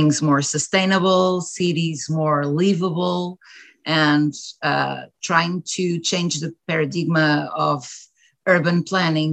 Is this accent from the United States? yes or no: no; Portugal; I'm from Portugal and I do live in Portugal. I was born and raised here